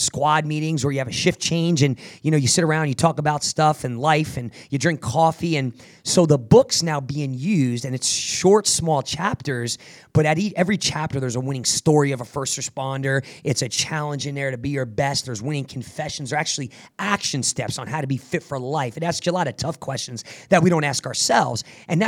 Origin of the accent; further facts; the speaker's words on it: New Jersey, United States; I grew up in Jersey, man, a very rough area